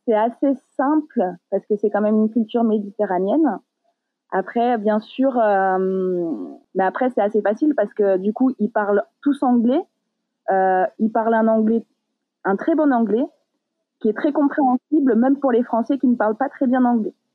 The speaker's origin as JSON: {"language": "French", "area": "Paris region", "region": "Île-de-France", "country": "France", "moved": "as an adult", "lives_now": "Malta", "said": "je viens de la région parisienne"}